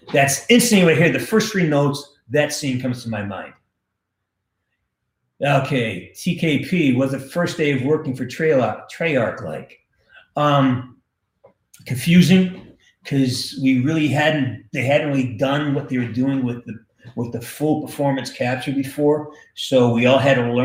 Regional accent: Western Massachusetts, United States; I'm from Western Mass

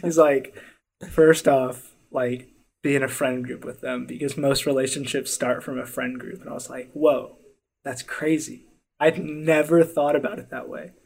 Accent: Southlake, United States; the rec leagues growing up in South Lake

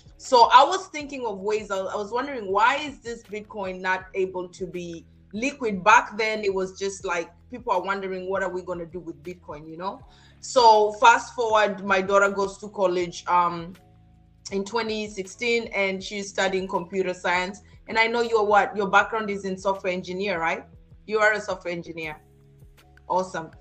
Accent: Kenya; moved away as an adult; also born or lived in Germany; now in San Antonio, United States; I actually grew up in Kenya and I spent 18 years of my life. My first 18 years was spent in Kenya

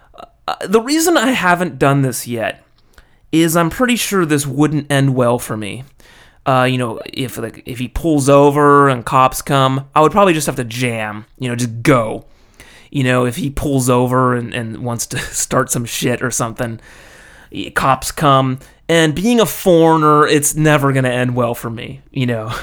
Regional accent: California, United States; moved away as an adult; now in Japan; being American and from California, I, uh, I grew up with a helmet law

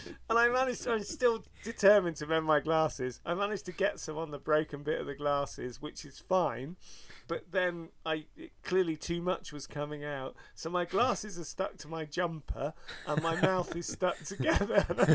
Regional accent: Bristol, South West England, United Kingdom; me from Bristol

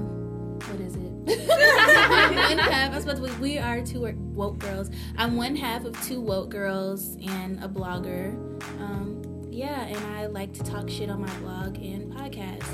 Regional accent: Atlanta, Georgia, United States; also born or lived in Miami; now in New York, United States; I am from Atlanta

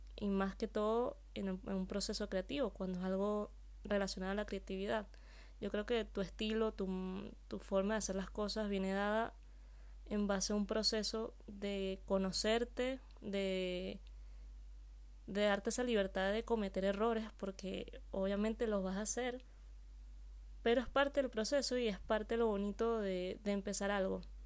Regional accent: Venezuela; moved away as an adult; now in Spain; Yo soy venezolana y hace tres años vivo aquí en España.

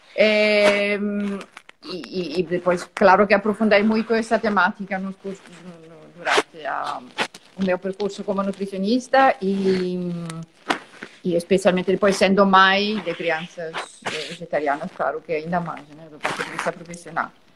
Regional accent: Italy; now in Portugal; Eu sou italiana

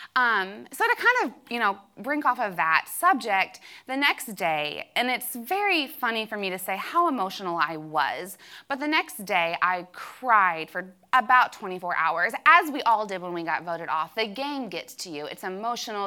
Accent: Kentucky, United States; I was from Kentucky, that I claimed to be a Christian

